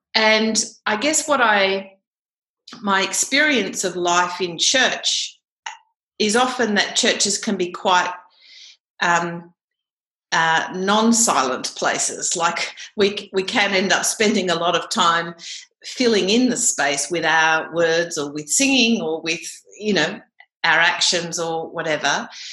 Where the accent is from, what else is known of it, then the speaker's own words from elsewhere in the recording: Canberra, Australian Capital Territory, Australia; I grew up in Canberra actually um, and still live here